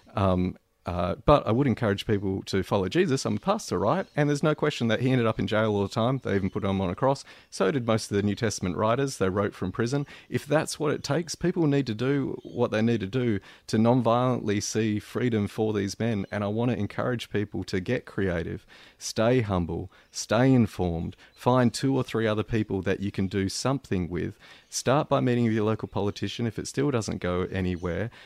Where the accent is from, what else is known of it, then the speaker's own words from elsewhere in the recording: Perth, Western Australia, Australia; in Perth, in my hometown